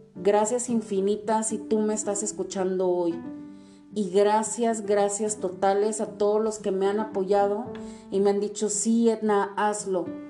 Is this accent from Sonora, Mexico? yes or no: no; Tijuana, Baja California, Mexico; also born or lived in Mexico City; nací en la Ciudad de México, pero toda la vida he vivido aquí en, Tijuana